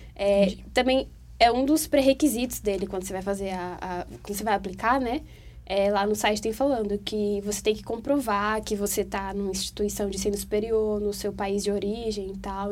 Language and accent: Portuguese; Teresina, Piauí, Brazil; now in Brasília, Brazil; eu tô morando aqui em Brasília, mas eu sou de Teresina